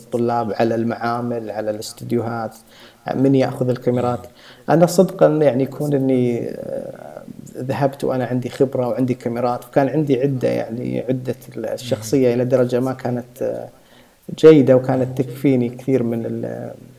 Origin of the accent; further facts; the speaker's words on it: Saudi Arabia; عندنا في السعوديه